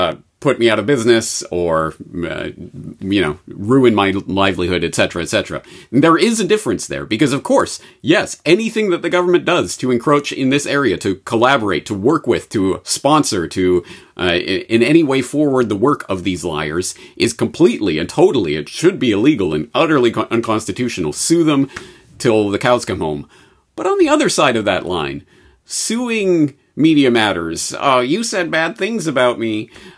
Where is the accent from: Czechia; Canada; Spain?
Canada; Being Canadian, I know about most other countries and how utterly horrible it is.